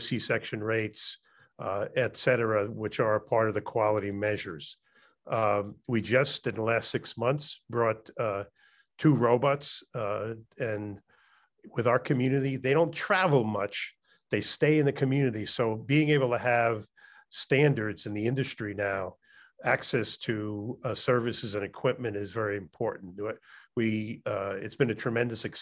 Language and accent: English; New York City, New York, United States; also born or lived in Chicago; I'm a New York City born and bred